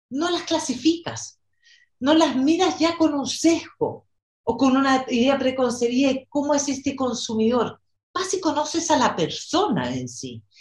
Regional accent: Chile; also born or lived in New York / Brazil / Argentina / Mexico; bueno, soy chilena, nací aquí y viví en diferentes lugares en Latinoamérica y en Estados Unidos, en Nueva York, en Brasil, en Argentina

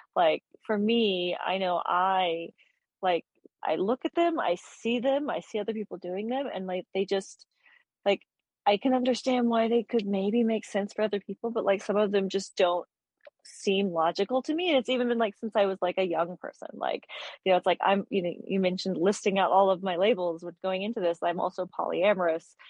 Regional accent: Texas, United States; I'm from Texas, so that's like in the minority

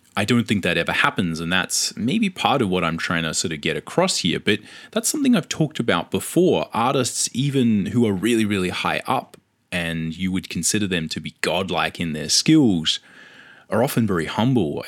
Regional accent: Australia; accent: Australian; I lived in Australia, if you can tell from my accent

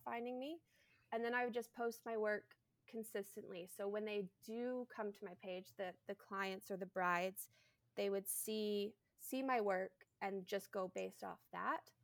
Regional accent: Canada; I am a Canadian bridal hairstylist

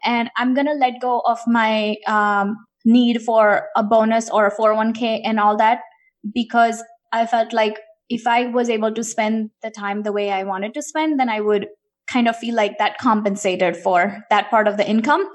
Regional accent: India; moved away; I grew up in India, and I was an only child, grew up in eighties and nineties in India

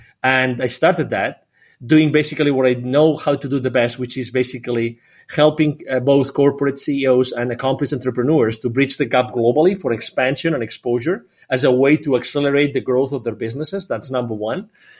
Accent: Barcelona, Catalonia, Spain; also born or lived in 8 countries; Well, I'm originally from Barcelona in Spain, close to Barcelona in Spain. I've lived in 8 different countries.

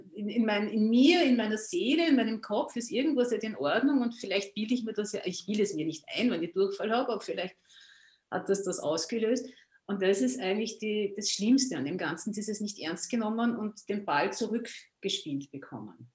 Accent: Austria; ich komme aus Österreich, wie man vielleicht an meiner Aussprache hört, an meinem Dialekt

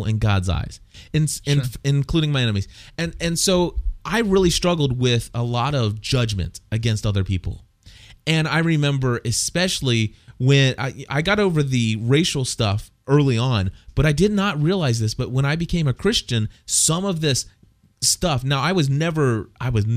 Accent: Clifton, Ohio, United States; When I was a young boy, I went to a public school in Clifton, Ohio

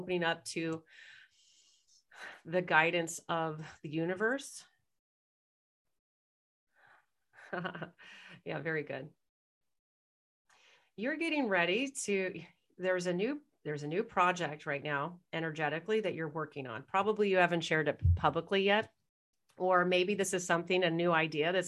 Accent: Irvine, California, United States; moved away as an adult; now in Toronto, Canada; I was like born and raised in Orange County, Irvine.

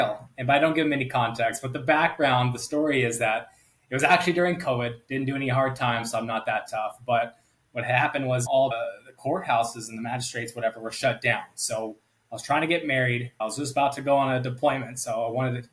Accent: Fresno, California, United States; moved away; born and raised in Fresno, California

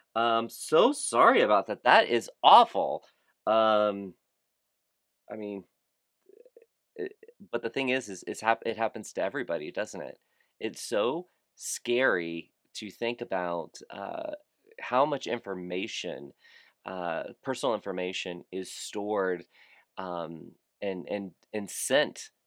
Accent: Fort Lauderdale, Florida, United States; Fort Lauderdale, Florida, my hometown

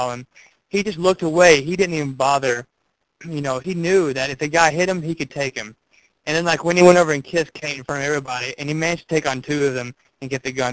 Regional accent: Tennessee, United States; moved away as an adult; now in Washington, D.C., United States; I'm originally from Tennessee. I just go to college in D.C.

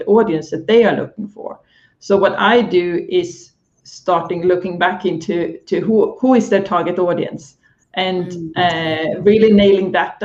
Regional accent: Sweden; now in London, United Kingdom; I am Swedish by heart

